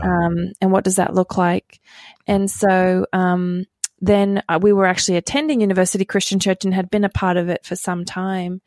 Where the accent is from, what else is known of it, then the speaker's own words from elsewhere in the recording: Australia; moved away; I grew up in Australia